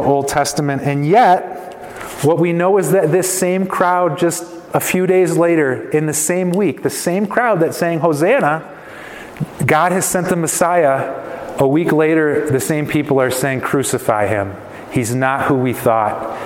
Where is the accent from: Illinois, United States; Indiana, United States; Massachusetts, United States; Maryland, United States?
Illinois, United States; Chicago suburbs; I grew up in the Chicago suburbs